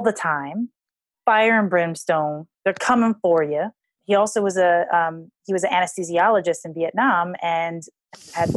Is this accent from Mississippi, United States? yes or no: no; Hawaii, United States; I grew up in Hawaii.